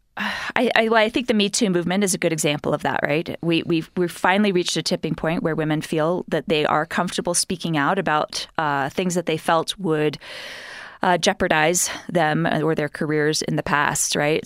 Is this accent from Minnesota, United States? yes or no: no; New York City, New York, United States; moved away as an adult; now in Utah, United States; growing up in New York, going to my, my all girls school